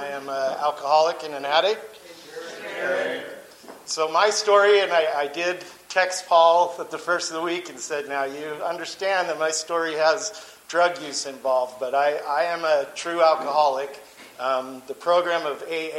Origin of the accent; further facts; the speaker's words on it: St. George, Utah, United States; I grew up in St. George, Utah, to a super Mormon family